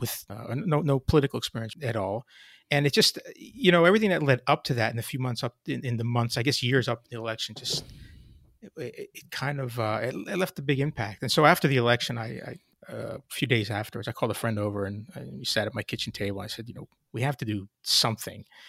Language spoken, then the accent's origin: English; Hamilton, New Jersey, United States; also born or lived in suburb of Philadelphia, New Jersey; I grew up in a small town in South Jersey called Hamilton